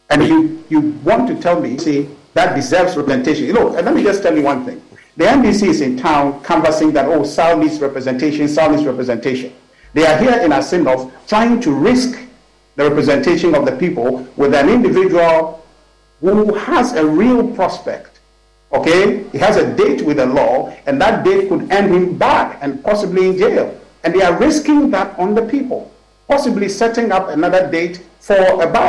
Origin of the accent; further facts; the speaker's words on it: Ghana; Well, unfortunately, I'm a Ghanaian.